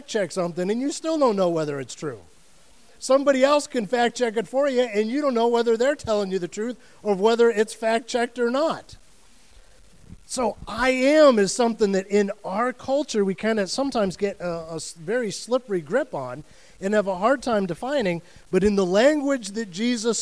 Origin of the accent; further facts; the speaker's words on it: United States; I am an American